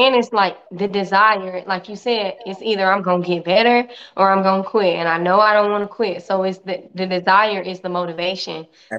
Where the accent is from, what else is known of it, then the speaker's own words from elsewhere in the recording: Tampa, Florida, United States; moved away; I'm from Tampa. Yeah. I left in 2006 though.